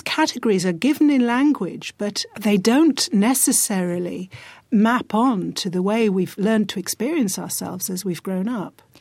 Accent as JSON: {"language": "English", "region": "rural northern England", "country": "United Kingdom", "tie": "born or raised there", "said": "I grew up in a part of rural northern England where I didn't meet a black person for years"}